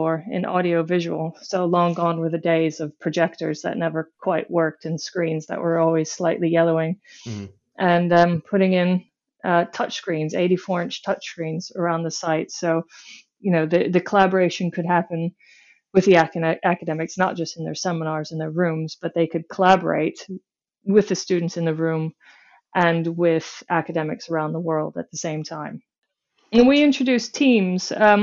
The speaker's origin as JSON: {"language": "English", "region": "Michigan", "country": "United States", "moved": "as an adult", "lives_now": "United Kingdom", "said": "I hail from the United States, from a state called Michigan, from a place that was so in the middle of nowhere"}